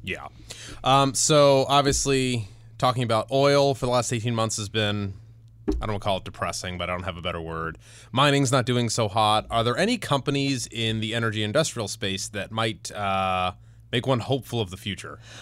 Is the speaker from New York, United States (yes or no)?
no; Cleveland, Ohio, United States; moved away; I'm gonna plug my hometown for a second. Lots of exciting things are happening in downtown Cleveland.